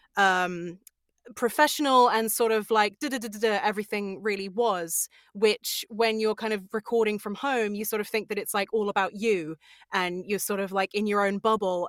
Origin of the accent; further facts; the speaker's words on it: Sussex, South East England, United Kingdom; I'm from Sussex, yeah, so it's like South England